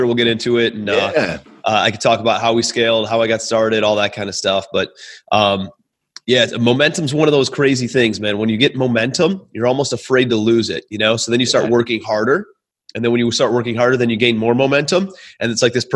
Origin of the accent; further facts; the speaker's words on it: Cleveland, Ohio, United States; also born or lived in New York; I'm from Cleveland, Ohio originally. That's where I'm calling you from